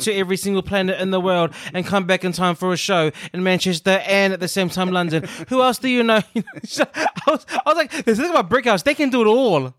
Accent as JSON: {"language": "English", "country": "New Zealand", "tie": "born or raised there", "said": "when I was growing up in New Zealand"}